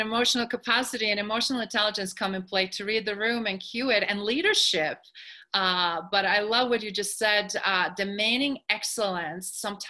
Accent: New York, United States; And being New Yorker, and I mean being European, I'm like that directness approach is like, yeah, we can be diplomatic

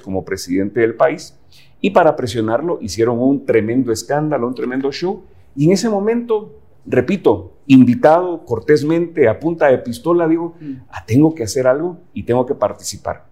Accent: Guatemala; yo creo en mi país, porque yo creo en Guatemala

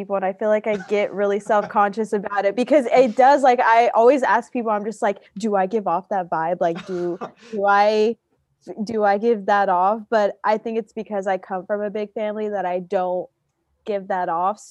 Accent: Houston, Texas, United States; moved away as an adult; now in San Marcos, United States; I am from Houston, Texas, born and raised.

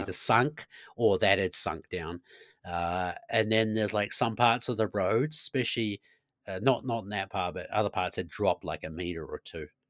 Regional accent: New Zealand; moved away as an adult; also born or lived in Christchurch, New Zealand; now in Sweden; a Kiwi being Kiwi

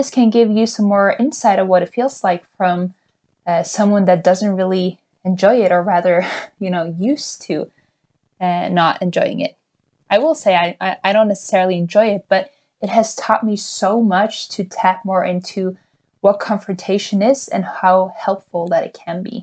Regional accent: Norway; a privileged white female growing up in Norway.

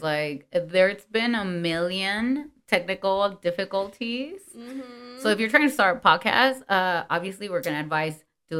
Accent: Los Angeles, California, United States; porque nosotros, pues siendo Latinas, you know, we grew up. For example, me, born and raised in LA, like, I mean, mm-hmm. todo mundo habla Spanglish. Like, yo no estoy acostumbrada a hablar solo inglés, you know?

